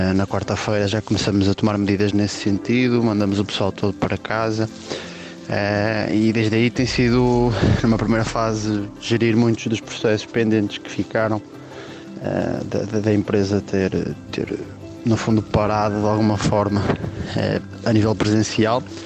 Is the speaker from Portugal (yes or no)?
yes; Braga, Norte, Portugal; sou de Braga